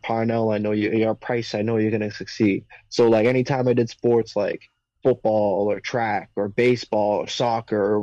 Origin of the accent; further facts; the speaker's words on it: Boston, Massachusetts, United States; Born and raised. I was born in Southie, raised up in Eastie.